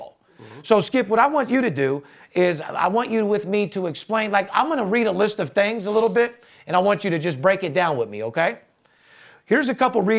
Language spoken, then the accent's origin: English; Las Vegas, Nevada, United States; I'm born and raised in Las Vegas, third generation